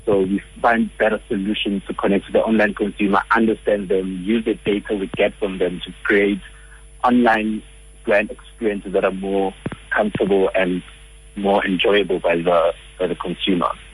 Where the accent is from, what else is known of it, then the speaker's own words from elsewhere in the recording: Johannesburg, Gauteng, South Africa; I'm a Joburg boy.